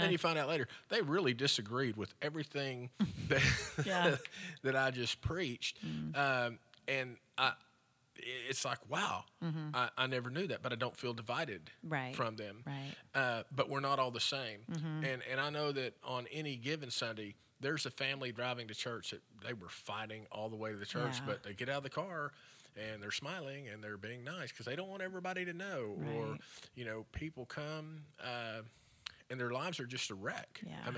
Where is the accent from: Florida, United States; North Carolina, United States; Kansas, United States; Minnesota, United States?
Kansas, United States; Frederick; And I remember as a kid growing up in Frederick, we would drive by the feedlot